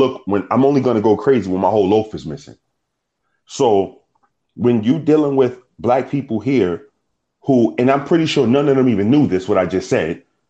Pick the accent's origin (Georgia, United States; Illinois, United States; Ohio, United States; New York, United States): New York, United States; accent: New York; I'm from New York.